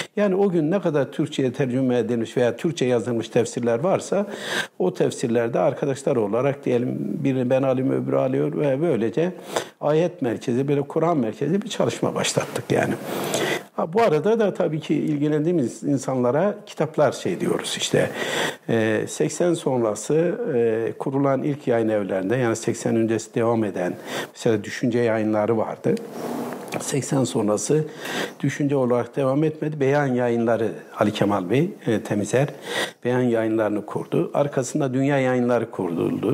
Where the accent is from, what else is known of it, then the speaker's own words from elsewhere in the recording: Malatya, Turkey; now in Istanbul, Turkey; Ben Malatyalıyım. E, Malatya Açıdağ doğumluyum. Ee, Ee, ilkokul, ortaokul, lise, üniversite hepsini Malatya'da okudum